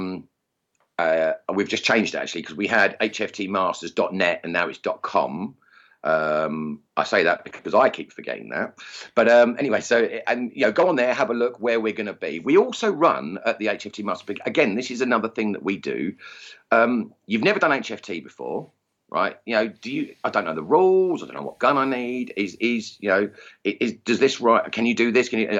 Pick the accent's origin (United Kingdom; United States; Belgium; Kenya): United Kingdom; Essex, East of England; accent: Essex; my crude Essex accent